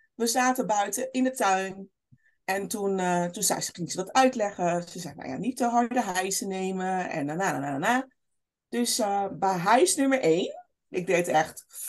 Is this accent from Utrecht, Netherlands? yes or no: no; Rotterdam, South Holland, Netherlands; opgegroeid in Rotterdam, Kralingen, Krooswijk, Oude Noorder